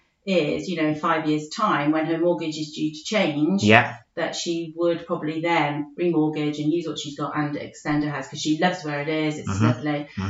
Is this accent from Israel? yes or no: no; United Kingdom; We're very British and think if we own our own house, we've really achieved something, don't we?